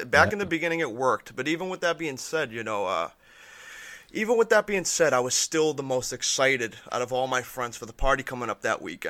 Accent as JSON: {"language": "English", "town": "Peabody", "region": "Massachusetts", "country": "United States", "tie": "born or raised there", "said": "Back in the day, me and my buddies, I grew up in Peabody, me and my buddies would go to the train tracks."}